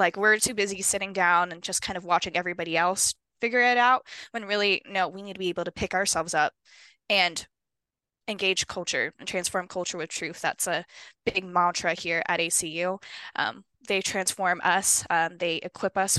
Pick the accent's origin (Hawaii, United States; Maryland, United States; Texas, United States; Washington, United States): Hawaii, United States; Honolulu; moved away as an adult; now in Arizona, United States; I was born and raised in Honolulu, Hawaii